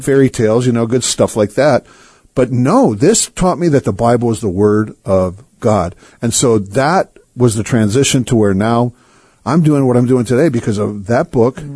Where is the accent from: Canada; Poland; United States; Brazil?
United States; I'm an American. Come on. I'm born in America.